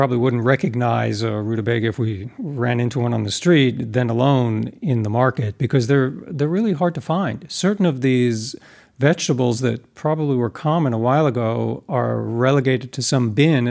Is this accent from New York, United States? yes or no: yes; New York, United States; moved away as an adult; now in California, United States; I'm from New York, but I moved out here to California a while ago